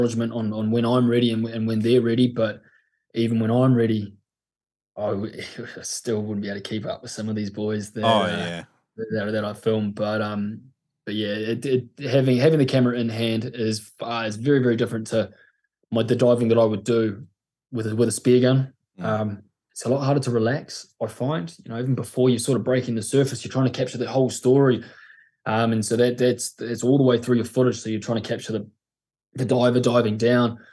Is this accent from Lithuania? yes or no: no; Mapua, Tasman, New Zealand; I grew up in a place called Mapua, which is a little village out of Nelson in the top of the south.